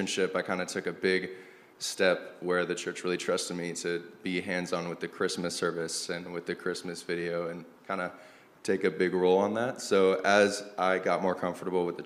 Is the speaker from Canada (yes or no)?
no; 20 minutes south of Portland, Pacific Northwest, Oregon, United States; moved away as an adult; now in Phoenix, United States; I'm 20 minutes south of Portland in like a little town